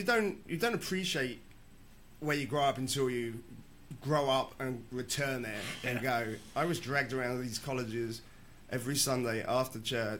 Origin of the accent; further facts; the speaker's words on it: Cambridge, East of England, United Kingdom; moved away; grew up in Cambridge.